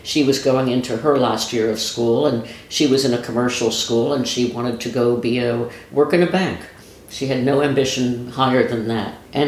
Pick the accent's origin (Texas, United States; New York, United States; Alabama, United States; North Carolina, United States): New York, United States; moved away as an adult; also born or lived in Chicago / Belgium / Morocco; now in Bethesda, United States; I'm from New York. I know this city. I know this life.